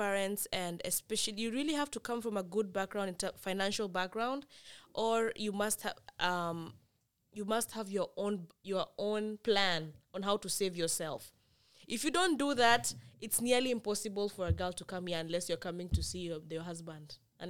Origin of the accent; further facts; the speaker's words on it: Kisumu, Kisumu County, Kenya; also born or lived in Kisii; Somebody like me, I have never owned a jacket. I was born and raised in Kisumu.